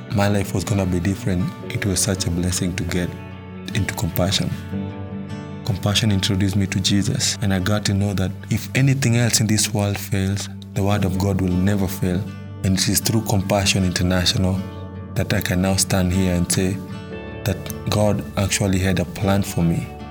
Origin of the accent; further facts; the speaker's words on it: Nairobi, Kenya; I was born in Matare, Nairobi, Kenya. Growing up as a kid in Matare was not easy.